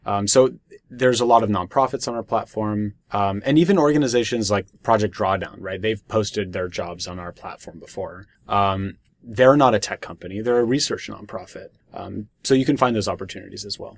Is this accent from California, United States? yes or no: yes; Berkeley, California, United States; I'm someone who's born and raised in Berkeley